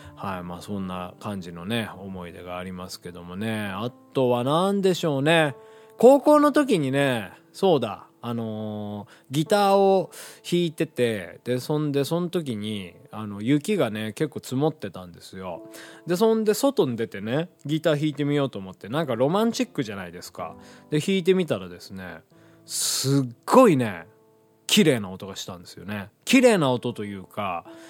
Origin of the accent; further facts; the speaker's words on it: Hiroshima, Japan; moved away; ちっちゃい頃住んでた広島